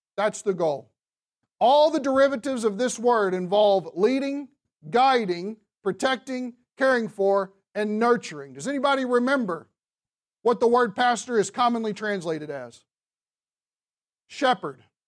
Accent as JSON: {"language": "English", "region": "the South", "country": "United States", "said": "I'm from the South"}